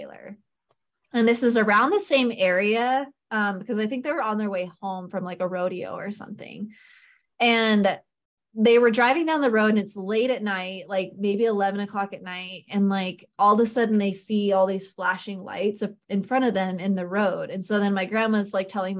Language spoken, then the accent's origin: English; Idaho, United States; I grew up in Idaho